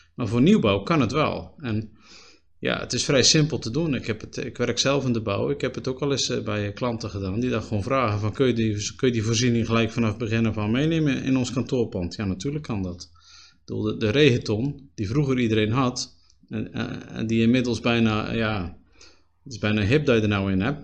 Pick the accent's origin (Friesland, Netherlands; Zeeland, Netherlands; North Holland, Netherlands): Zeeland, Netherlands; Spui; also born or lived in Axel; now in Terneuzen, Netherlands; ik ben opgegroeid op Spui, een klein gehuchtje. Ook in Zeeuws-Vlaanderen.